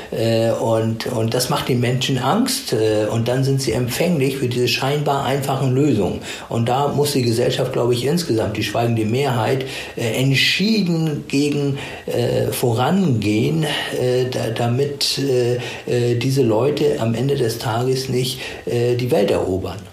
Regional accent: Germany; bei uns in Deutschland

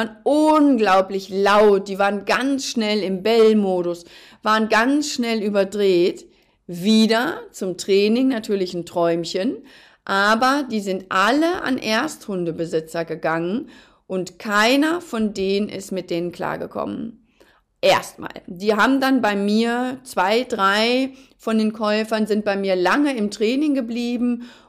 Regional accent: North Rhine-Westphalia, Germany; Ich bin ja ein Mensch, ich bin ja Westfale und ich bin, glaube ich, auch tatsächlich die Ruhe selbst.

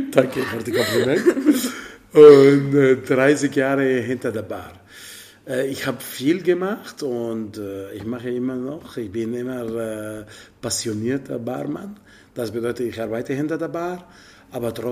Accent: Italy; German is a second language; Ja, ich bin Italiener meine Origin, okay, mein Vater ist libaneser Origin, aber er ist Italiener jetzt natürlich, aber meine Mutter ist Italienerin, aufgewachsen in Italien, alle mein Leben, mein ganzes Leben in Italien, so.

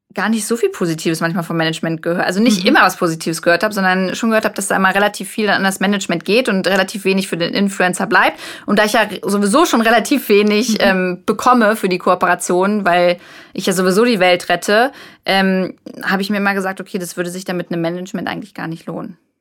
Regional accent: Braunschweig, Lower Saxony, Germany; ich komme aus Braunschweig

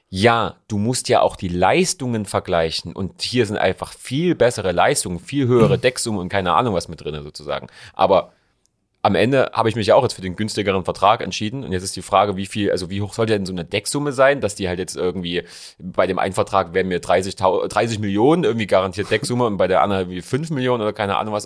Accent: Leipzig, Saxony, Germany; bei uns in Leipzig

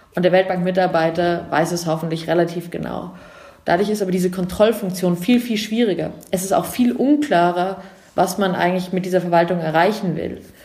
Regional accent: Munich, Bavaria, Germany; also born or lived in England; Ich komme aus München

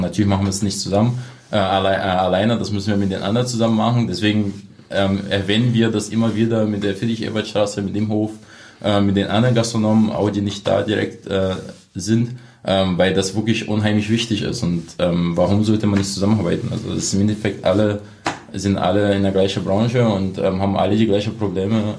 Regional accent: Brazil; German is a second language; moved away as an adult; now in Cottbus, Germany

